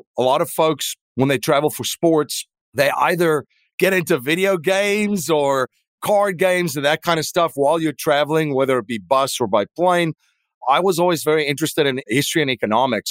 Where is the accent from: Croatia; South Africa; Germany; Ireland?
South Africa; moved away as an adult; now in United States; I am originally from South Africa